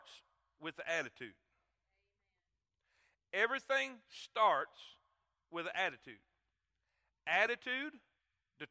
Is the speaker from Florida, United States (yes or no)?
yes; Florida, United States; I come from Florida